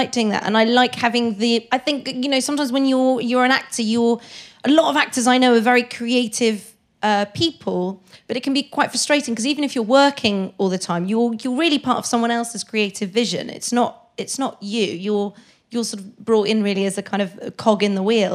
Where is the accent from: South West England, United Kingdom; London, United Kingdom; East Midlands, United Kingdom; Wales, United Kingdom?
South West England, United Kingdom; Maiden Bradley; also born or lived in Bath; I grew up in near Frome